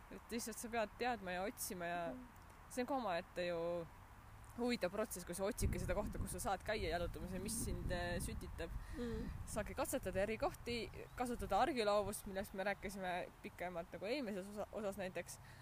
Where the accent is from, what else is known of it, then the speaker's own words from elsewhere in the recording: Haapsalu, Lääne County, Estonia; moved away; ma kasvasin ka ju Haapsalus suht metsa lähedal